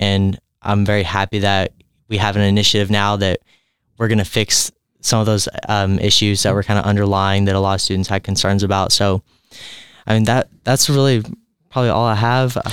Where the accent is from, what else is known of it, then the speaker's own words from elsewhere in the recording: Cloverport, Kentucky, United States; I'm from Cloverport, Kentucky. It is a very small rural community